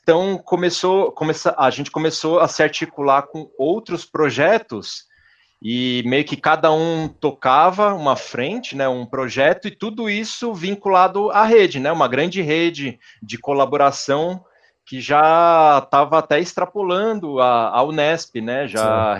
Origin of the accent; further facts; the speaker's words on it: São Paulo, Brazil; Eu cresci na zona sul de São Paulo, ali no, no Jabaquara